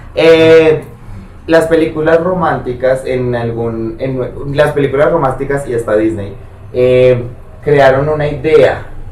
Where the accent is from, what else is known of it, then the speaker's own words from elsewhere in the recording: Colombia; yo soy de pueblo, pero pues en mi pueblo nunca pasó nada